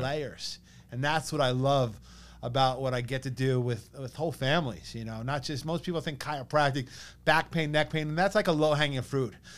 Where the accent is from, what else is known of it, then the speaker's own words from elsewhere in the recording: East Meadow, New York, United States; growing up in East Meadow. But like my mom grew up in East Meadow, her parents grew up in East Meadow